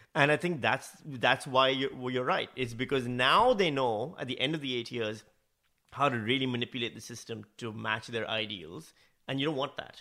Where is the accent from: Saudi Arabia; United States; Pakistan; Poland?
Pakistan; accent: Pakistani; moved away as an adult; also born or lived in Northam, Australia; now in Australia; my natural Pakistani accent